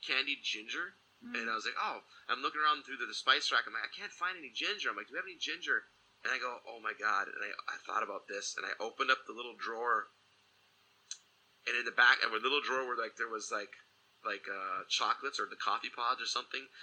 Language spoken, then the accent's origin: English; Michigan, United States; moved away; back where I grew up in Michigan